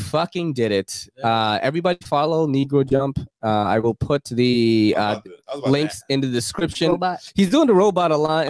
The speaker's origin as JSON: {"language": "English", "country": "Philippines", "tie": "born or raised there", "said": "So Mask Rider Black is the one that I grew up with in the Philippines. They would show it in Tagalog."}